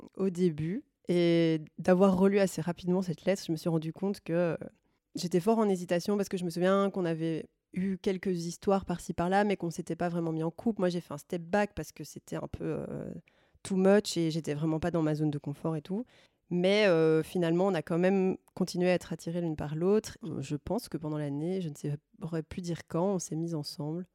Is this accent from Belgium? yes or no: yes; Brussels, Brussels-Capital Region, Belgium; je viens de Bruxelles